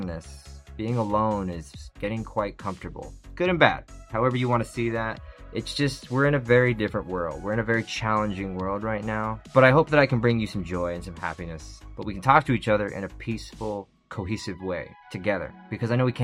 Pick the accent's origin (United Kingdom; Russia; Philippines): United Kingdom; I'm British.